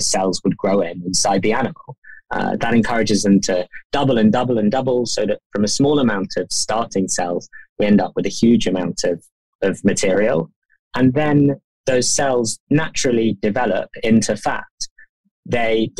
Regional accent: London, United Kingdom; I'm a Londoner, and so is my co-founder.

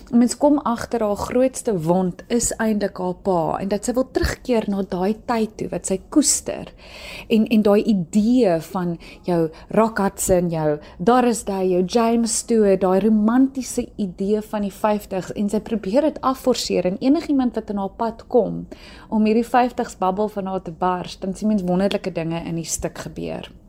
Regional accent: South Africa; as Suid-Afrikaners

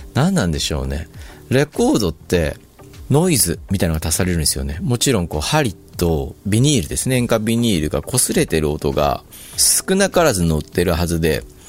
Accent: Shizuoka, Japan; 僕田舎の出身だったんで

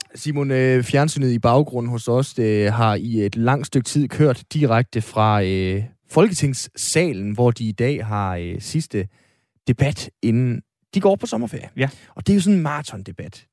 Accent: Aalborg, North Denmark Region, Denmark; Jeg er født og opvokset i øh, Aalborg, og bor stadigvæk i Aalborg

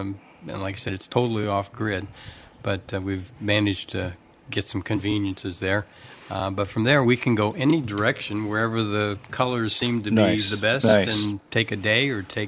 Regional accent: Indianapolis, Indiana, United States; moved away as an adult; also born or lived in Canada / Reno / Texas / Ohio; now in Southwest Michigan, United States; We grew up in Indianapolis, and then I worked for General Motors for 30, 40 years. We got moved all around. We were in Canada for a while. We were in Reno, Texas, Ohio, lots of stops in Michigan.

